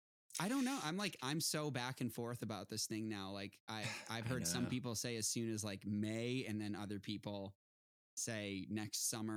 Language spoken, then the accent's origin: English; Boston, Massachusetts, United States; now in Los Angeles, United States; I'm from the East Coast. I'm from Boston